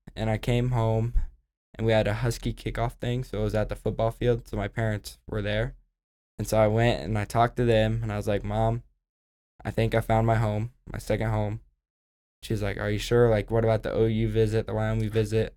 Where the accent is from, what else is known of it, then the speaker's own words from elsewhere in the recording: Oklahoma, United States; I'm from Oklahoma